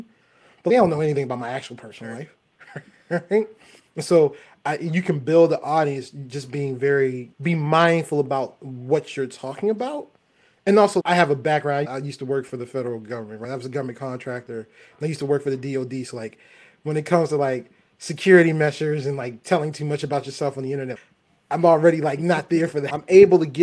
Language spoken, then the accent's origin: English; Baltimore, Maryland, United States; I'm from Baltimore